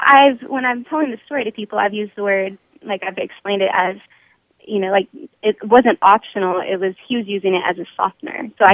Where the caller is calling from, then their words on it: Anna, Texas, United States; I'm calling from Anna, Texas.